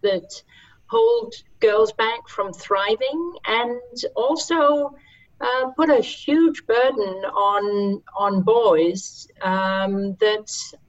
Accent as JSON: {"language": "English", "country": "Denmark", "said": "right now I am in Denmark, my home country"}